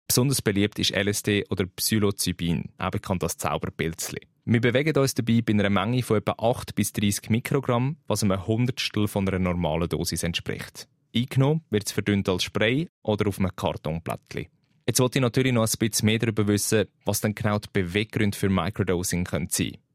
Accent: Switzerland; bei uns in der Schweiz

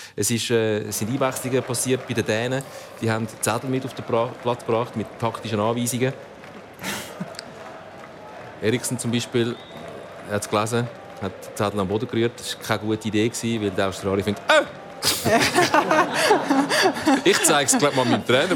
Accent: Italy; Ich bin Italiener

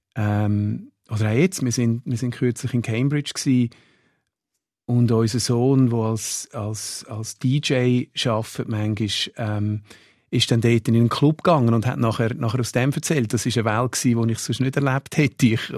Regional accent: Switzerland; als Schweizer

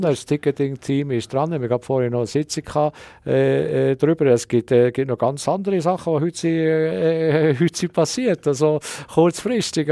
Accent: Switzerland; als Schweizer

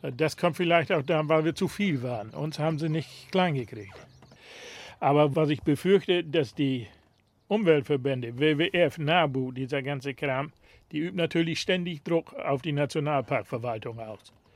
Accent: Neßmersiel, Lower Saxony, Germany; Wir sind ja in der Natur groß geworden. Also als Kind sind wir hier überall rumgelaufen

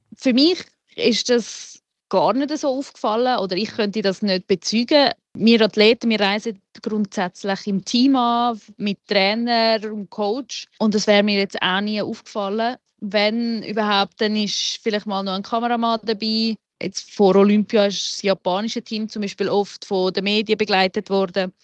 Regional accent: Switzerland; wir als Schweizer

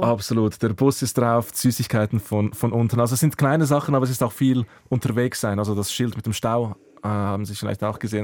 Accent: Säuliamt, Zurich, Switzerland; first language Croatian; German is a second language; also born or lived in Croatia; meine Jugend im Säuleamt, in Wetzwil oder Affolter am

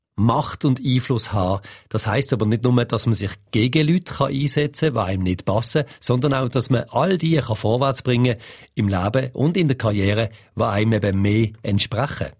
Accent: Switzerland; bei uns in der Schweiz

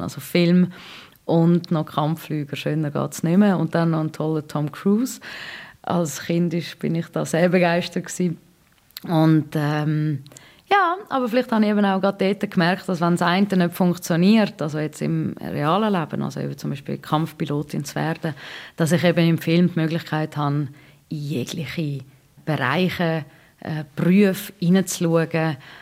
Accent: Switzerland; als Schweizerin

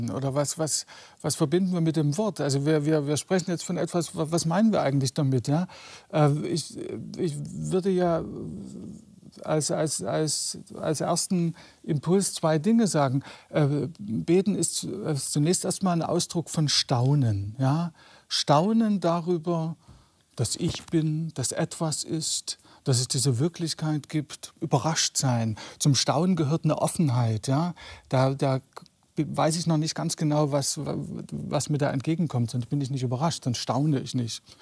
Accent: East Germany, Germany; ich bin ja in der DDR groß geworden in einer Familie ohne, ohne religiöse Bindung, äh, ohne jeden Bezug zur, zur religiösen Tradition

